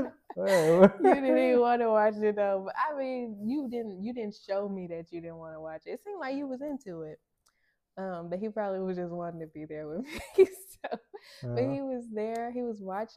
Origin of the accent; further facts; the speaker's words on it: Bearden, Arkansas, United States; I'm from Bearden, and that's like 25, 30 minutes